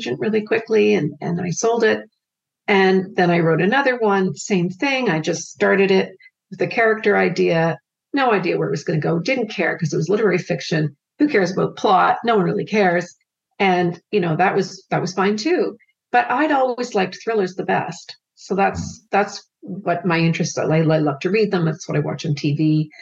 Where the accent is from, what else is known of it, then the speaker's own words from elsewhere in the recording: Canada; I'm a Canadian